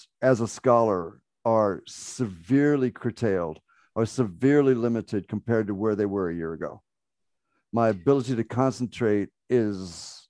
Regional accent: Ireland; Oh yeah, just full disclosure, I am an Irish Muslim, so I have a tattoo right here on my deltoid that I will show to Donna.

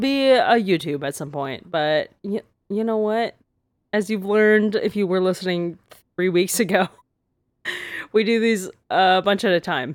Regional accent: Canada; I'm so Canadian

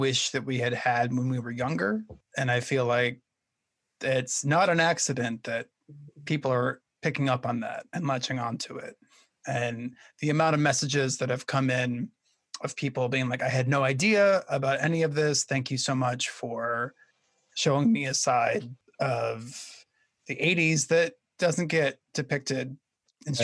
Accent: Minnesota, United States; moved away as an adult; now in New York City, United States; in Minnesota where I grew up

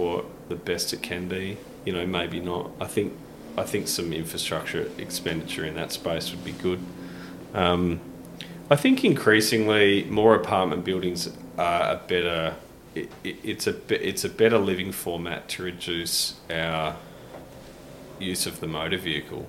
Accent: Modbury, South Australia, Australia; when we grew up in Modbury

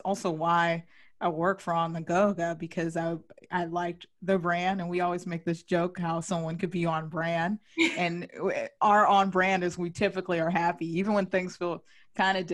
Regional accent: California, United States; I'm from California

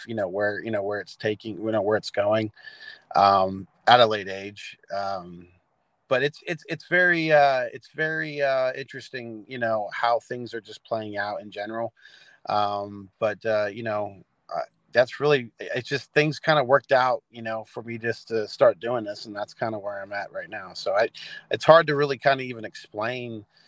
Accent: Lebanon, Pennsylvania, United States; born or raised there; also born or lived in Reno, Nevada

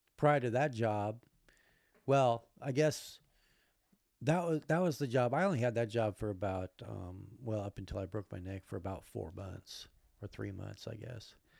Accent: Alaska, United States; moved away; also born or lived in Spokane / Olympia; I grew up in Alaska

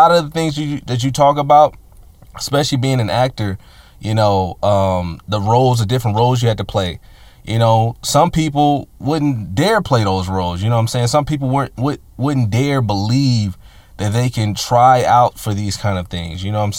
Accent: Richmond, United States; growing up in Richmond and stuff like that, you know, obviously, you know, living in the hood and having a certain mentality

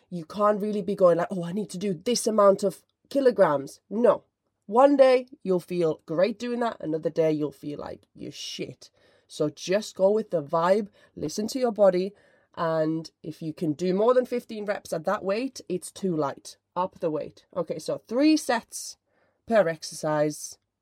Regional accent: Finland; but I am from Finland

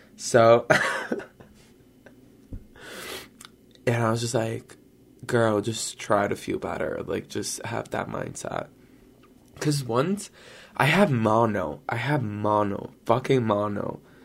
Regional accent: Brazil; moved away; I grew up in Brazil

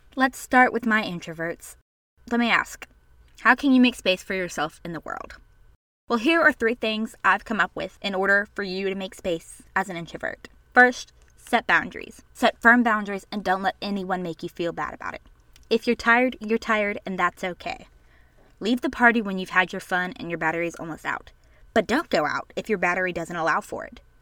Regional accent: the South, United States; I was born and raised in the South, and so were my parents

